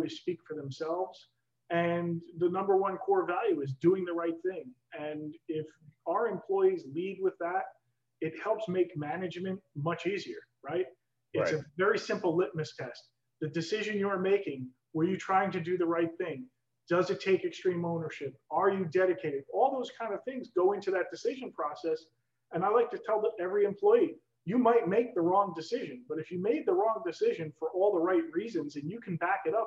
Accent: New York, United States; I'm a New Yorker, tried and true.

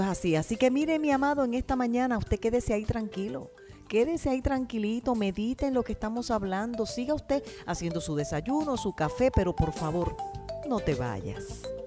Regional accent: Puerto Rico; now in United States; somos puertorriqueños

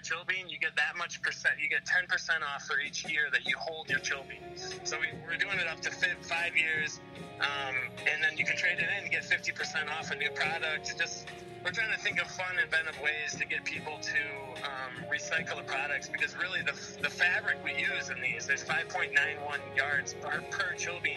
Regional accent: Detroit, Michigan, United States; I was born in Detroit back in 87

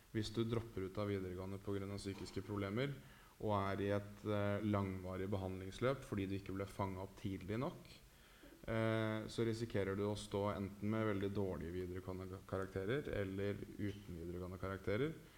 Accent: Oslo, Norway; Frogner, der jeg vokste opp

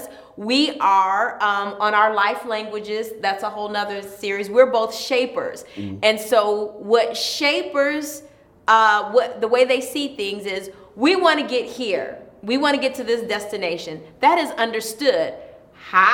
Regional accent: Ypsilanti, Michigan, United States; I'm from Ypsilanti.

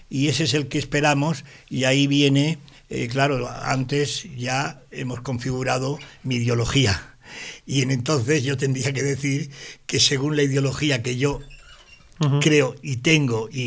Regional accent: Sabadell, Catalonia, Spain; Yo soy sabadellense, soy catalán y soy español.

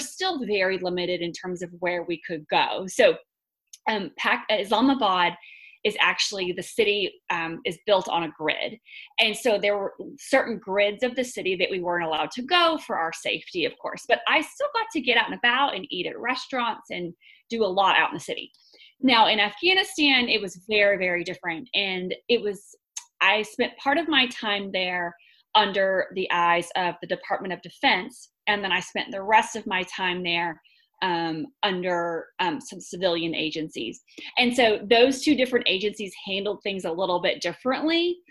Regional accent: Texas, United States; also born or lived in North Carolina / Washington, D.C.; I am from Texas originally. I grew up here

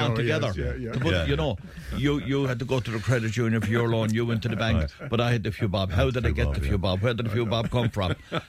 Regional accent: Ireland; we're Irish.

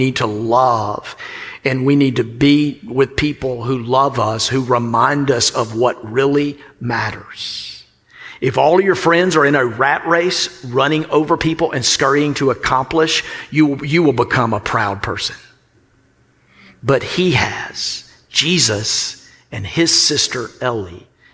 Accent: the South, United States

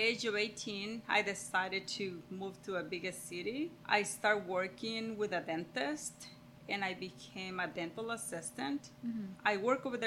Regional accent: La Presa, Jalisco, Mexico; English is a second language; moved away as an adult; now in United States; Growing up in La Presa, Jalisco, like I said, it's a very small town.

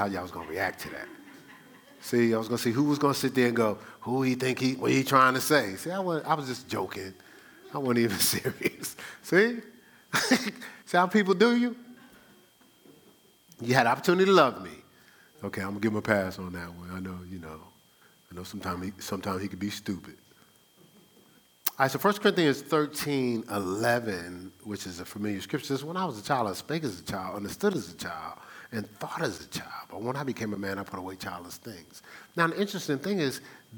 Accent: Newark, New Jersey, United States; I'm from Newark

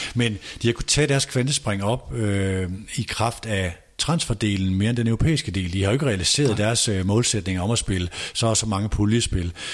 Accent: North Jutland, North Denmark Region, Denmark; som nordjyde

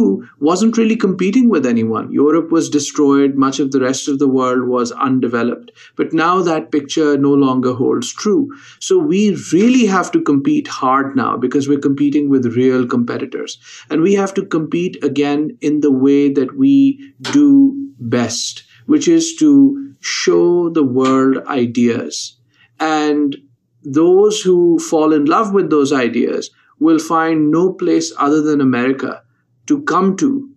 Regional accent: Lahore, Punjab, Pakistan; moved away as an adult; now in United States; I'm originally from Lahore, Pakistan, and I went to college very early at the age of 15

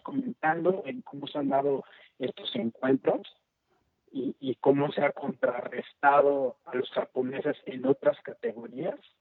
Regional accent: Mexico; como mexicanos

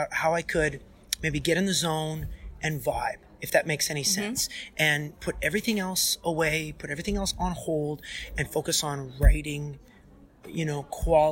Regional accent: St. Paul, Alberta, Canada; Alberta, Canada, that's my home province. St. Paul is my hometown.

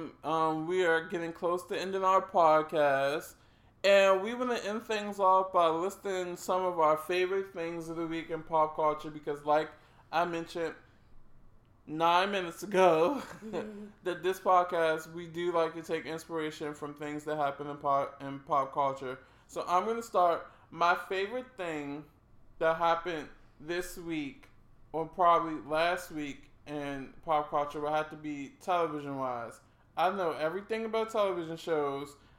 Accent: Washington, District of Columbia, United States; born or raised there

